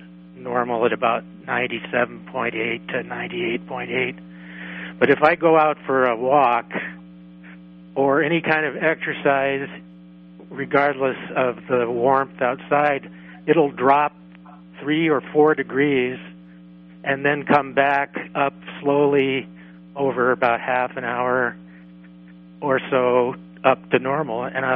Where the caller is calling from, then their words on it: Missoula, Montana, United States; from Missoula.